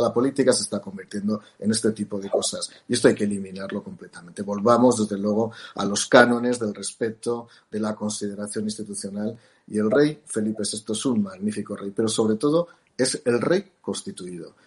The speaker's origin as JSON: {"language": "Spanish", "country": "Spain"}